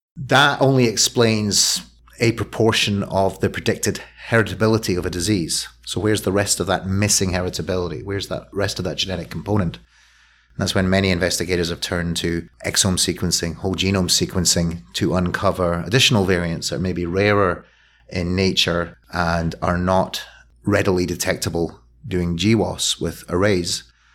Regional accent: Scotland, United Kingdom; now in Philadelphia, United States; I'm a Scotsman who's lived, lived well, and I'm the consequence of a Scottish lifestyle

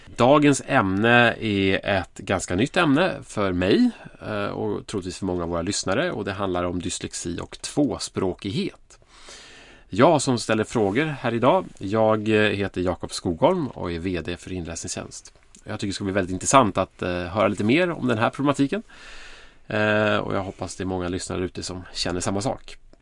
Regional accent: Sweden; vi som svenskar

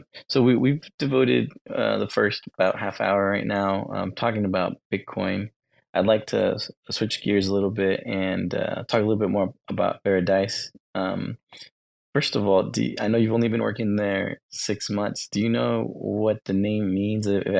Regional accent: Texas, United States; I'm from Texas

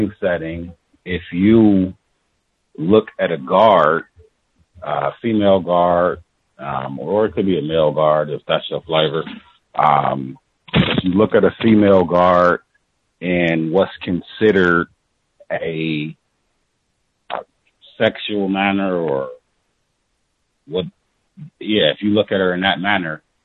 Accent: near Chicago, Midwest, United States; also born or lived in Milwaukee; now in San Diego, United States; I'm from the Midwest, very close to Chicago

